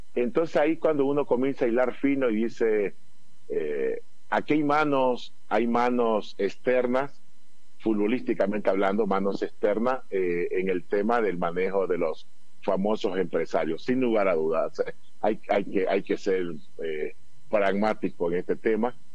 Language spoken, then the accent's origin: Spanish; Ecuador; Como todo ecuatoriano